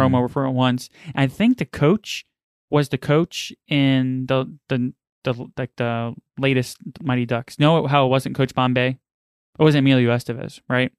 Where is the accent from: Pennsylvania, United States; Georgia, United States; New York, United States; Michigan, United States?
New York, United States; New York City; I grew up in New York and Queens